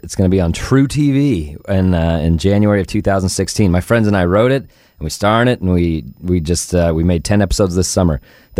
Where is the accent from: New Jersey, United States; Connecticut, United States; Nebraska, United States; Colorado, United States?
Colorado, United States; Denver; Yeah, I'm from Denver.